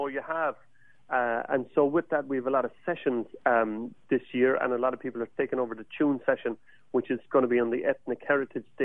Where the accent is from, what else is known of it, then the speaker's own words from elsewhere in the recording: Cork, Munster, Ireland; accent: southern drawl of Ireland; now in San Diego, United States; I'm not from San Diego originally. Mm-hmm. Uh, my accent would, would belie that I'm from Cork in Ireland, which is the Mrs. Hippie of Ireland.